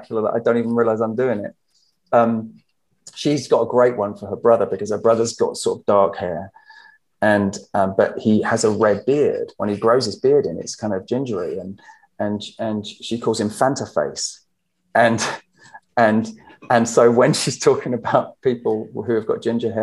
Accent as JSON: {"language": "English", "town": "Herongate", "region": "East of England", "country": "United Kingdom", "tie": "born or raised there", "also_born_or_lived": "London / United States", "moved": "as an adult", "said": "I grew up in Herongate, which is quite near Brentwood"}